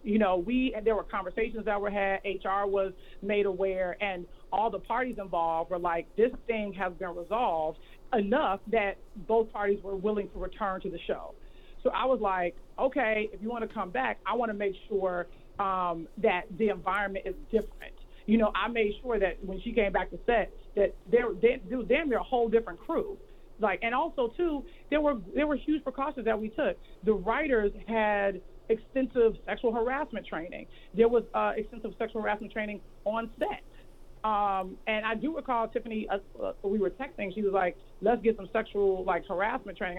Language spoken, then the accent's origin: English; Chicago, Illinois, United States; I'm a chick from Chicago